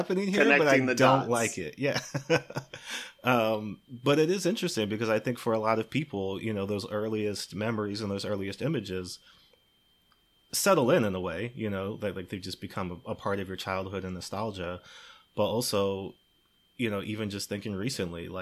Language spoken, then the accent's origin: English; Maryland, United States; I grew up in Maryland, but my family's from Chicago